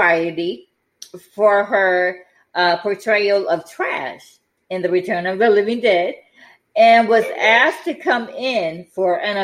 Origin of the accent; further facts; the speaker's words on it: Detroit, Michigan, United States; It debuted in my hometown